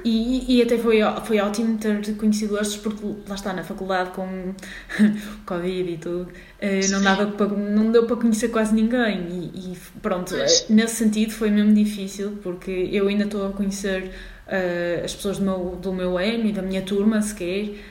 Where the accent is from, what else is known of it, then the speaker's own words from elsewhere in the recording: Porto, Norte, Portugal; moved away as an adult; now in Lisbon, Portugal; sou do Porto um, e pronto, estou a estudar na Faculdade de Medicina Veterinária de Lisboa